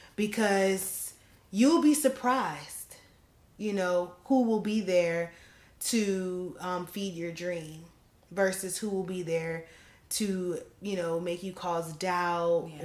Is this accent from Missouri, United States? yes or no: no; New Jersey, United States; the hometown like where I grew up in South Jersey